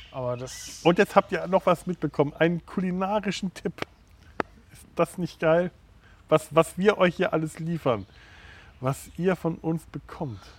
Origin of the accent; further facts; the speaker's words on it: Werneck, Bavaria, Germany; In Werneck, wo ich herkomme, gibt es den Dr. Guttenweg.